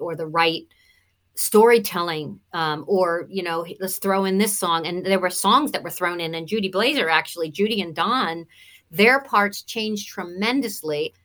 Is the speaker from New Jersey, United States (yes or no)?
yes; Cinnaminson, New Jersey, United States; accent: Jersey twang; also born or lived in Atlanta, Georgia; I was born and raised in South Jersey.